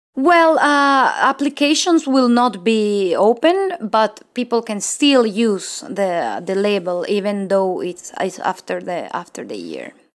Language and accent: English; Mexico; English is a second language; moved away; I'm from Mexico